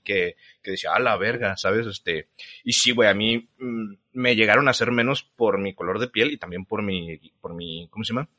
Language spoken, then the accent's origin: Spanish; Mexico; nosotros como sociedad mexicana